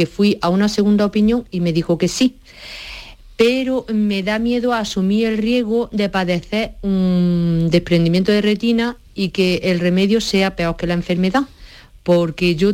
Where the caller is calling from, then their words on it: Baeza, Andalusia, Spain; de Baeza